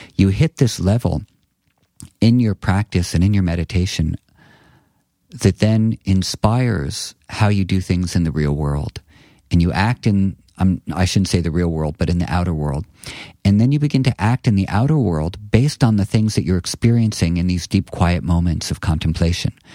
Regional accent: New York City, New York, United States; I grew up on McDougal Street

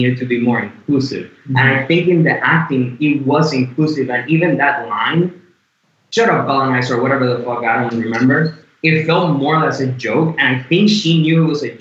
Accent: Puerto Rico; moved away; I am also white, but I am Latino. I'm from Puerto Rico

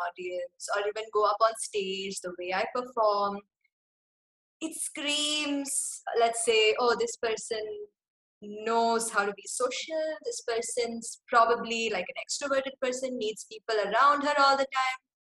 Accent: Kerala, India; also born or lived in Singapore; And then in my 5th grade, we moved back to Kerala. And I find out that, oh, okay, I'm from Kerala. My parents grew up in Kerala. My grandparents grew up in Kerala.

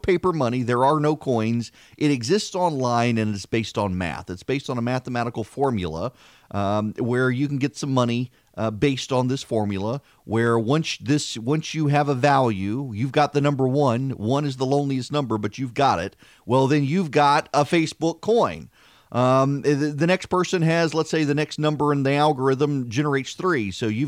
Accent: Dubai, United Arab Emirates; when I grew up in Dubai, the currency in Dubai was dirhams, and you could get 3 dirhams, 60 fils.

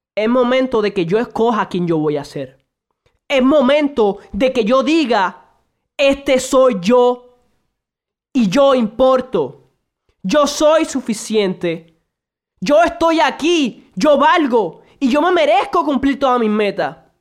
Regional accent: Puerto Rico; also born or lived in Santo Domingo, Dominican Republic; nací originalmente en República Dominicana, Santo Domingo, actualmente vivo en Puerto Rico

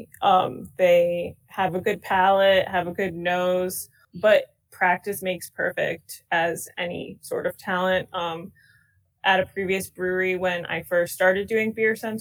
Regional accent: Stratford, Connecticut, United States; also born or lived in Guilford, Connecticut; I was actually born and raised in Stratford, Connecticut

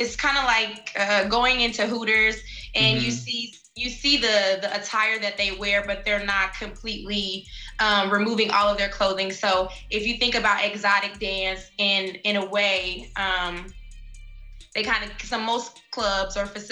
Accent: Chicago, Illinois, United States; now in Indianapolis, United States; I'm originally from Chicago.

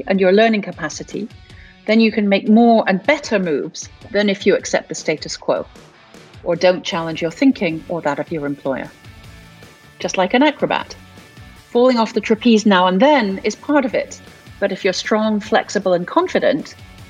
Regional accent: United States; I've spent my life from very, very young. I grew up in the States speaking three different languages.

